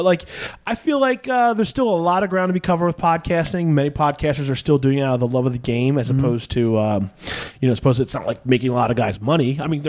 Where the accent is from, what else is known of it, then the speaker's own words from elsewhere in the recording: Northeast, United States; moved away; I grew up in the East Coast and the Northeast.